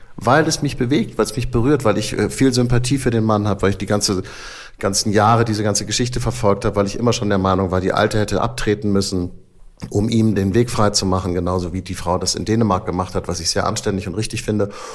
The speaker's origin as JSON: {"language": "German", "region": "Hamburg", "country": "Germany", "said": "Wir Hamburger sind bekannt dafür, wie wir aus uns selber herausgehen"}